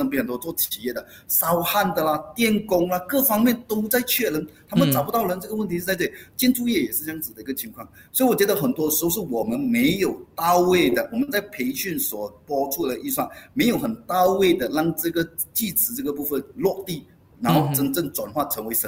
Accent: Malaysia; 我们马来西亚人现在面对最大的一个压力，其实是财务压力。

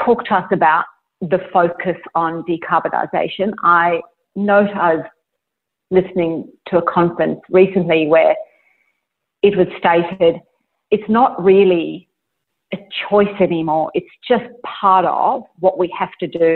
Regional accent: Australia

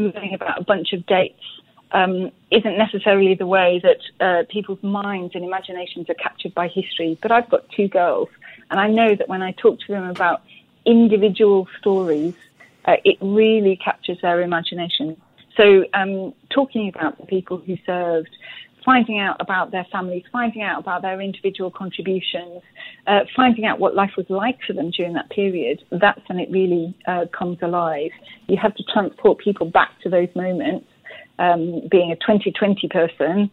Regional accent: Egremont, North West England, United Kingdom; moved away; a town in Cumbria, which is where I'm from, called Egremont.

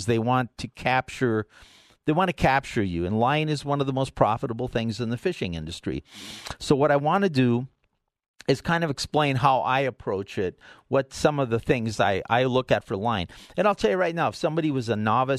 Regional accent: the Northwoods, United States; now in Colorado, United States; I grew up in the Northwoods ice fishing

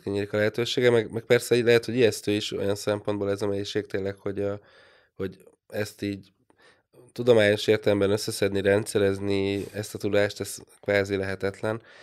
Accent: Hungary; now in Budapest, Hungary; vidéken nőttem föl

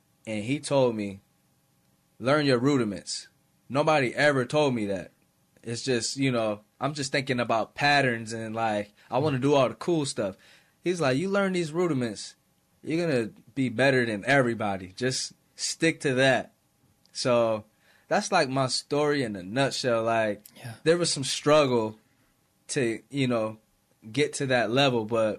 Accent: Rochester, New York, United States; I'm never going to make it out of Rochester

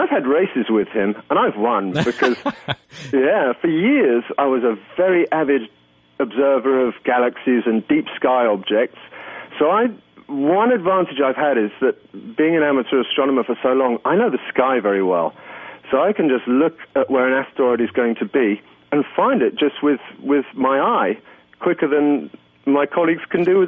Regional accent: England, United Kingdom; now in Luxembourg; But I came here from England 25 years ago, and I, when people ask, I always tell them I'm still saving up for the ticket home.

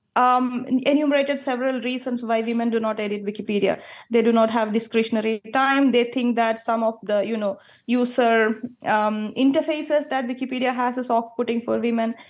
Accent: Kerala, India; moved away as an adult; I grew up in Kerala. Until age twenty-six, I lived in Kerala.

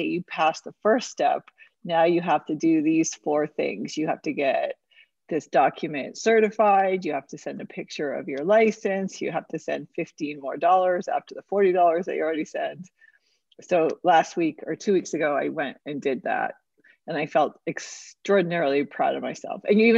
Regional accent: New York City, New York, United States; I was born in Manhattan

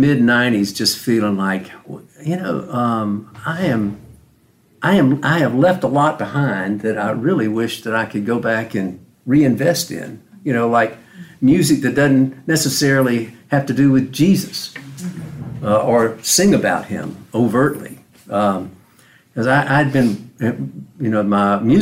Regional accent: Macon, Georgia, United States; I was born in Macon, Georgia, back in the mid-50s

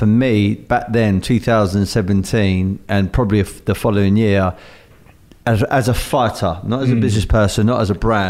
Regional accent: London, United Kingdom; I'm from South London

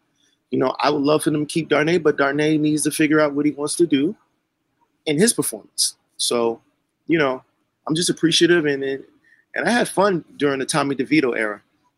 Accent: Englewood, New Jersey, United States; we're from Inglewood, New Jersey.

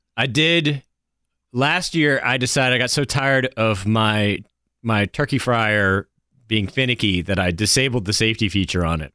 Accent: the South, United States; as a Southerner

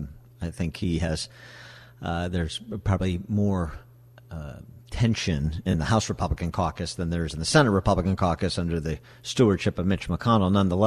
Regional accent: Illinois, United States; my home state of Illinois

